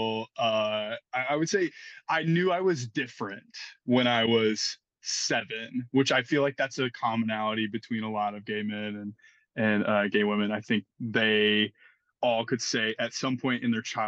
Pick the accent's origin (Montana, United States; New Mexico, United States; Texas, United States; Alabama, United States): Alabama, United States; Montgomery; moved away as an adult; also born or lived in Niceville, Florida; now in Nashville, United States; I'm originally from Montgomery, Alabama.